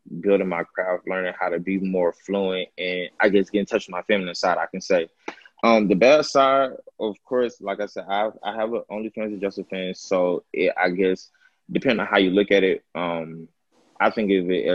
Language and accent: English; Atlanta, Georgia, United States; I'm from Atlanta, Georgia.